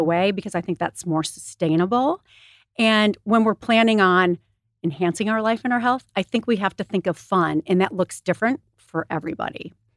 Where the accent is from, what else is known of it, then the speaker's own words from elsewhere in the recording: Michigan, United States; moved away as an adult; now in California, United States; I grew up in Michigan.